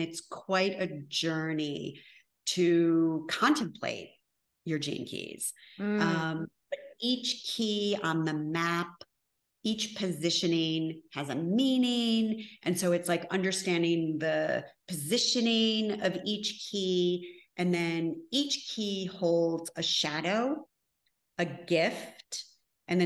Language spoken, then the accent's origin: English; Connecticut, United States; moved away; I'm from Connecticut originally, so I say the super wicked ugly